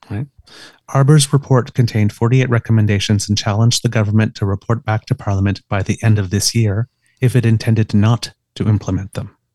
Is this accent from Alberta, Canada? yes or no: no; Ottawa, Ontario, Canada; I grew up in Ottawa